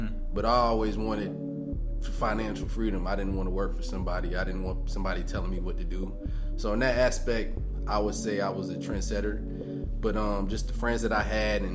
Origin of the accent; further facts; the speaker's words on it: Columbia, South Carolina, United States; I'm from from Columbia, South Carolina